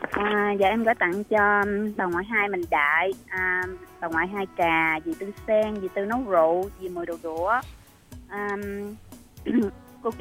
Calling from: Long An, Vietnam; tên … đến từ long an nha anh Đăng

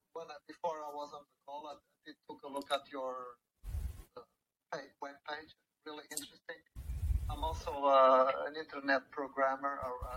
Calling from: Washington, District of Columbia, United States; I'm calling from Washington, D.C. Nice. I'm from Washington, D.C.

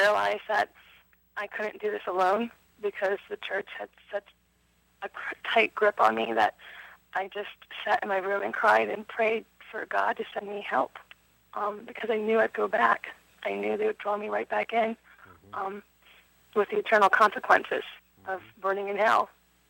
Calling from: Pennsylvania, United States; I'm calling from Pennsylvania. I just want to say I've been a member of the LDS Church for 20 years.

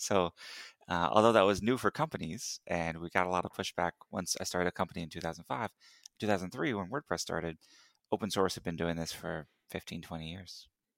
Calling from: Houston, Texas, United States; Actually, Houston, Texas.

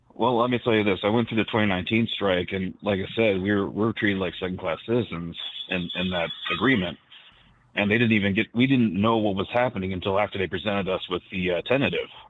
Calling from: Reno, Nevada, United States; I'm calling from, uh, U A W Local twenty-one sixty-two in Reno, Nevada

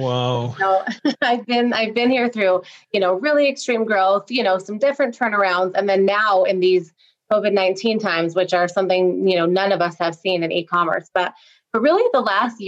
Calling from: Salt Lake City, Utah, United States; So I am in Salt Lake City, Utah. Right. So getting chilly out here, getting some snow.

